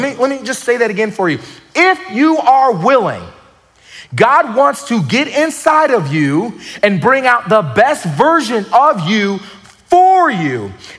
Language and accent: English; the South, United States; Or, you know, I'm from the South.